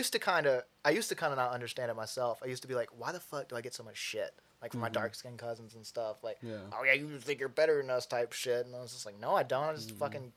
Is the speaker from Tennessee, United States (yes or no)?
yes; McMinnville, Tennessee, United States; It's whiter than my hometown. I'm from a place called McMinnville, Tennessee.